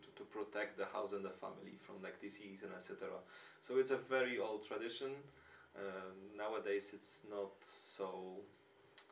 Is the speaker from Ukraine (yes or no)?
no; Częstochowa, Silesian Voivodeship, Poland; now in Wrocław, Poland; where I come from Częstochowa, and now live in Wrocław